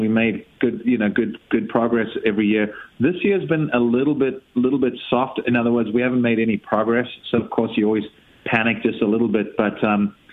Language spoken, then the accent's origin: English; South Africa; also born or lived in Europe; now in United States; I'm a kid, I'm from Africa